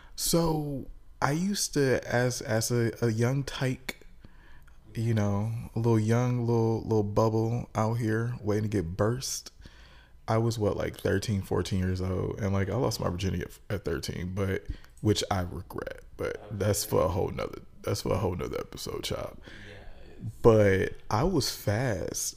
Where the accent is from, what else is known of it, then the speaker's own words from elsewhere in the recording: Detroit, Michigan, United States; we are both from Detroit. We both went to high school together